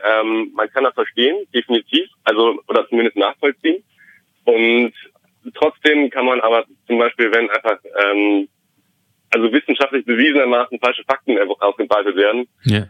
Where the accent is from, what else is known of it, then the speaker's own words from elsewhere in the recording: Germany; wir aus Deutschland